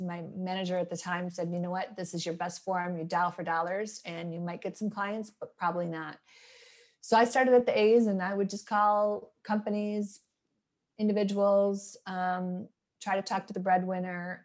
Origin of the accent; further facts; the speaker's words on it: Midwest, United States; moved away; I'm born and raised in the Midwest